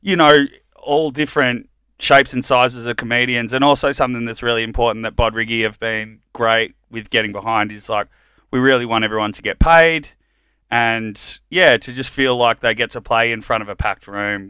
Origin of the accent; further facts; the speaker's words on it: Melbourne, Victoria, Australia; also born or lived in Colombia; I grew up in Richmond